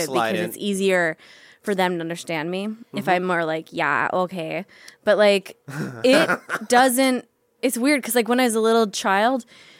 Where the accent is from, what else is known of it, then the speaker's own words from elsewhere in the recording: Minneapolis, Minnesota, United States; accent: Minnesota; moved away; I grew up in Minneapolis.